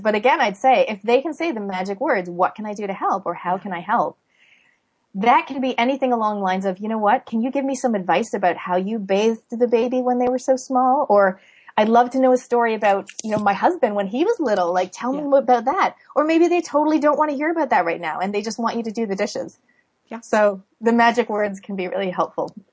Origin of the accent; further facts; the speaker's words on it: Canada; now in New Zealand; I was born in Canada, but I live in New Zealand